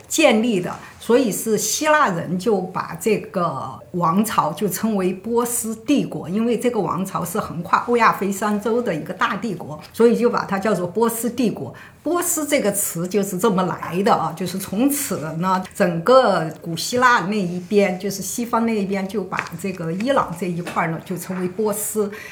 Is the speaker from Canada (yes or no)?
no; China; 我们中国这边